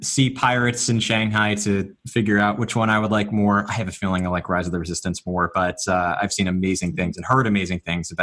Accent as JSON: {"language": "English", "region": "Northeast", "country": "United States", "tie": "born or raised there", "said": "I grew up in the Northeast"}